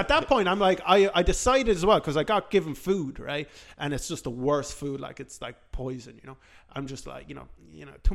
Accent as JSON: {"language": "English", "country": "Ireland", "said": "I'm from Ireland."}